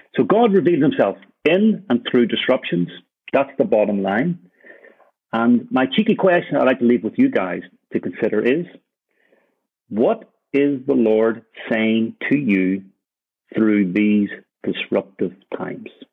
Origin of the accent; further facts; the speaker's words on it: Ireland; also born or lived in Birmingham; now in Copenhagen, Denmark; for me as an Irishman